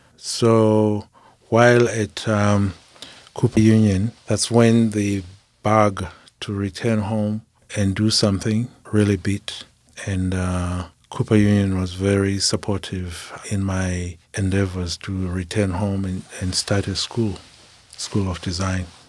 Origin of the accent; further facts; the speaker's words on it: Zimbabwe; moved away as an adult; I'm from Zimbabwe